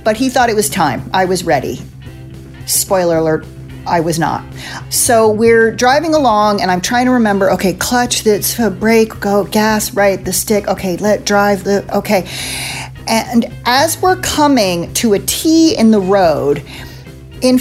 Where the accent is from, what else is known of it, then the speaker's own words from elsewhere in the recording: East Coast, United States; also born or lived in Illinois; I grew up on the East Coast